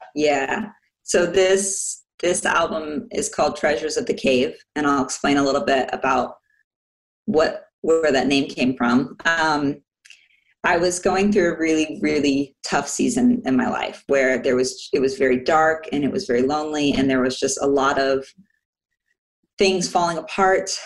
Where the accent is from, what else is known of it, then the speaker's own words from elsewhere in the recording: Orlando, Florida, United States; also born or lived in Washington, D.C.; now in Nuremberg, Germany; I am actually an American. I was born in DC and raised in Orlando, Florida.